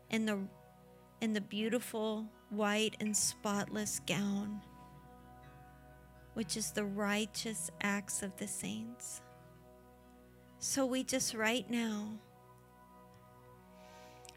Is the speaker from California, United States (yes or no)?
no; Florida, United States; we're from Florida